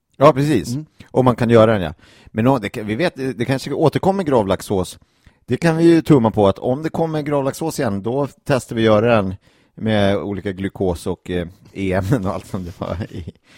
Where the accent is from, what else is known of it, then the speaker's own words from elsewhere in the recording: Gimo, Uppsala County, Sweden; på eh, Östermalmshem i Gimo, eh, där jag kommer ifrån